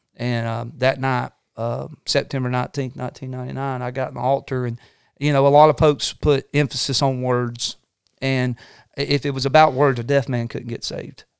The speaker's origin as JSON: {"language": "English", "region": "Northwest Georgia Mountains", "country": "United States", "tie": "born or raised there", "said": "we grew up in the Northwest Georgia Mountains, um, I, I grew up around, you know, old-timey preachers."}